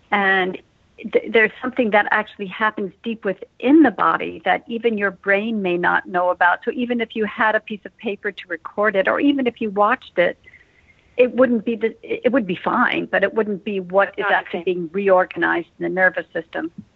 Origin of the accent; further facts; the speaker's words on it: Westport, Connecticut, United States; moved away; I grew up in Westport, Connecticut